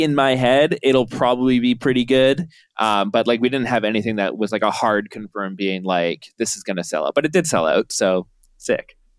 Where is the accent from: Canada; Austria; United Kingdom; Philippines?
Canada